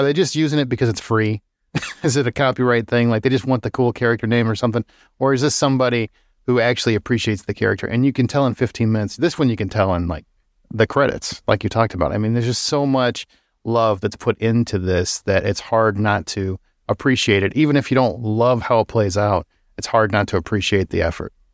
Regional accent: United States; I'm also American

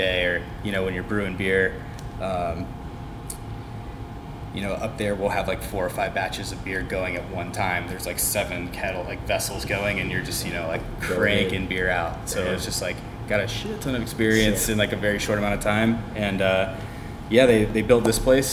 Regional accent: Atlanta, Georgia, United States; now in California, United States; I'm from Atlanta

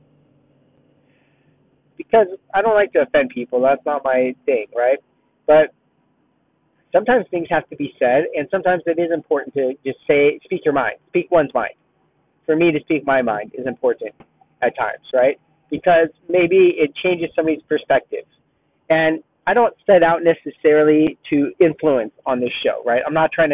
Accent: Southern California, United States; moved away as an adult; now in Dallas-Fort Worth, United States; I'm from California, Southern California. I lived in Southern California my whole life, except for a couple of years in Northern California

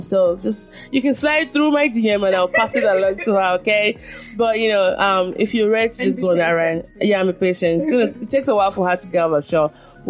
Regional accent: Nigeria; I mean, I think being born a Nigerian and the experiences I've had as a Nigerian has been one of the greatest blessings of my life.

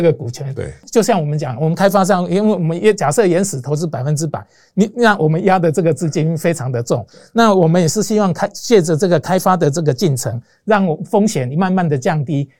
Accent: Taiwan; 我们是在台湾成立的公司，股东都是台湾人，对。就是由我们台湾人来自己出资

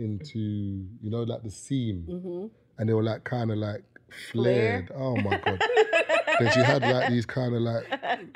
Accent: London, United Kingdom

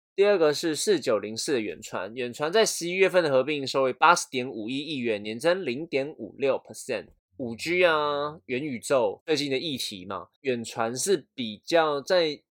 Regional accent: Taiwan; 我们台湾人

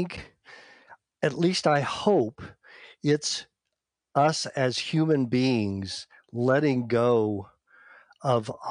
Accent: Atoka, Oklahoma, United States; also born or lived in Hollywood; now in Austin, United States; being raised on a farm, population 4,000, Atoka, Oklahoma

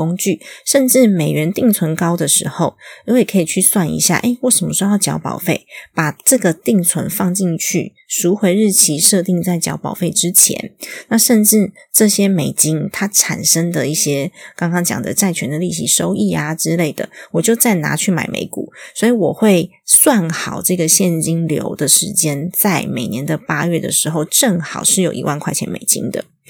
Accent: Taiwan; 所以如果境外保单我身为台湾人买都不合法的话，我那时候就是犯罪了，对吧？

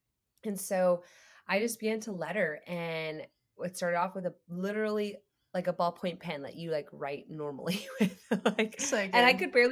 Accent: Canada; moved away as an adult; now in Austin, United States; I'm Canadian, so I had to get my green card.

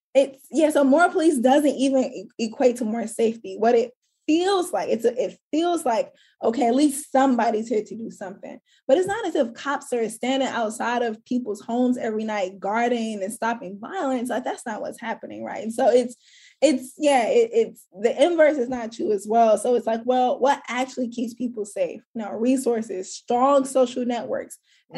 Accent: St. Louis, Missouri, United States; where I grew up in St. Louis, I did not grow up in a community with tree lined streets.

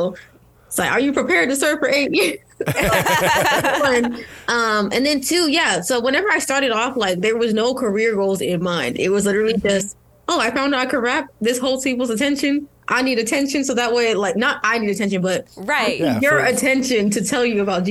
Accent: Nigeria; I'm Nigerian

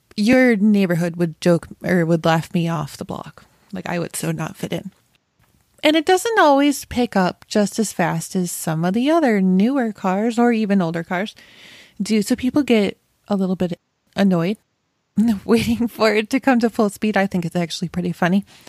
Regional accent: Rochester, New York, United States; moved away; I'm from Rochester originally

